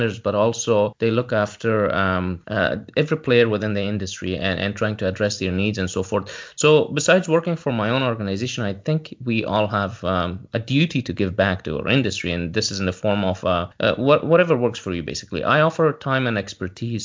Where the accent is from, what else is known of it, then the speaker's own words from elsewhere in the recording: Canada; I'm a Canadian who has been in the language industry since early 2000s